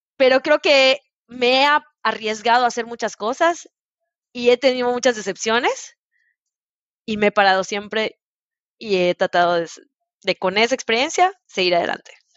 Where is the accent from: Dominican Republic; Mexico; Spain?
Mexico; Mérida, Yucatán; moved away as an adult; also born or lived in Italy / Brazil / Puebla; yo soy de Mérida